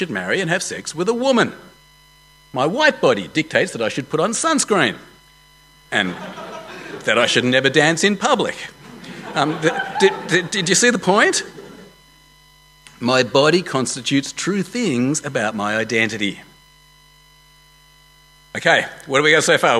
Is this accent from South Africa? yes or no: no; Australia; I am an Australian man of Jewish heritage